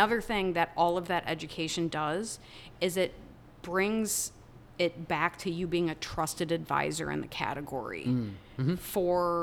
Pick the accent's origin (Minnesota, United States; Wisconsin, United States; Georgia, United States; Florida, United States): Wisconsin, United States; moved away; I'm from Wisconsin.